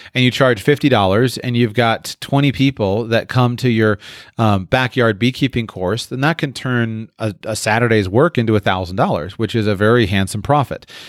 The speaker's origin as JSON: {"language": "English", "region": "Florida", "country": "United States", "moved": "yes", "said": "I was from Florida"}